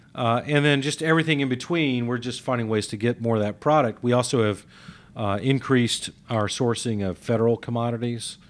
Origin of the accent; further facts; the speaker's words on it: Mississippi, United States; now in Atlanta, United States; as a kid growing up in Mississippi